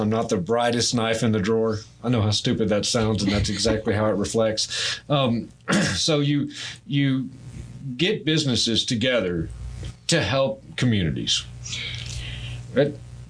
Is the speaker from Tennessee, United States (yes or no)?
no; New Boston, Texas, United States; I grew up in New Boston.